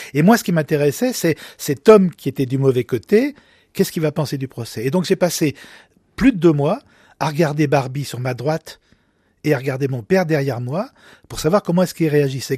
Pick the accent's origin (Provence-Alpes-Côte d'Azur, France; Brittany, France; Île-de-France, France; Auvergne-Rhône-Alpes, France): Auvergne-Rhône-Alpes, France; Lyon; nous sommes de Lyon